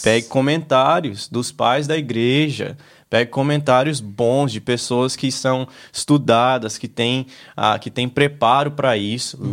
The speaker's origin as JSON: {"language": "Portuguese", "country": "United States", "tie": "born or raised there", "said": "eu cresci aqui nos Estados Unidos na, na época da high school"}